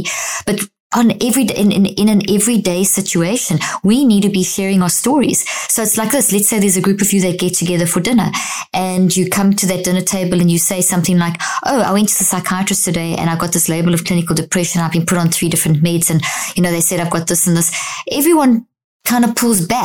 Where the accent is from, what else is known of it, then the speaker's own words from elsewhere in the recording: South Africa; also born or lived in Zimbabwe; I was born in Zimbabwe, grew up in South Africa.